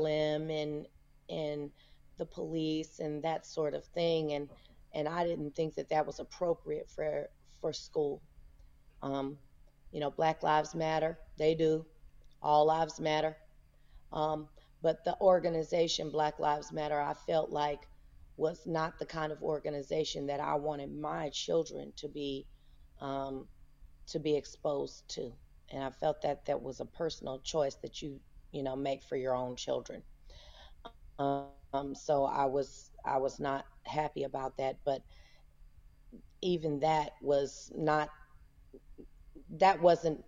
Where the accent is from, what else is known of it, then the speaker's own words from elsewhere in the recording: Houston, Texas, United States; moved away as an adult; also born or lived in Las Vegas, Nevada; I am from Houston, Texas. I grew up here in Houston. I live in Houston now